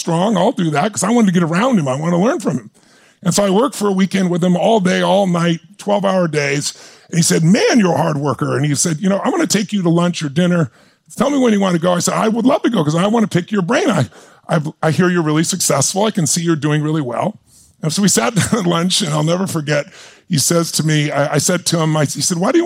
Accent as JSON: {"language": "English", "town": "Azusa", "region": "California", "country": "United States", "tie": "born or raised there", "said": "I grew up, I'm a kid from Azusa, California."}